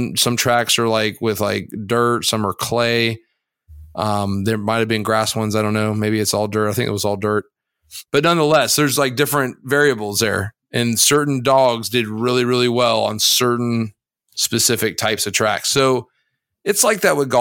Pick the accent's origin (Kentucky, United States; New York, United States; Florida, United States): Florida, United States; Growing up in Florida